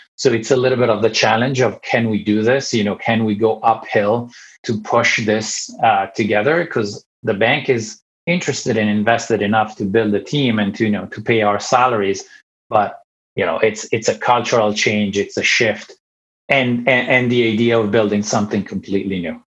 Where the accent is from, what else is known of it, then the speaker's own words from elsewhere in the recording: Italy; moved away as an adult; also born or lived in Ireland / Finland; now in United States; I'm born and raised in Italy